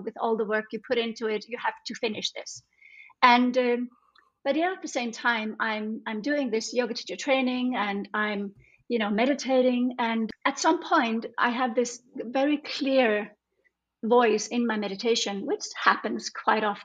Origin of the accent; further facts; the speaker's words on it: Iceland; now in Denmark; I'm from Iceland, but I've lived in Denmark like the last almost 30 years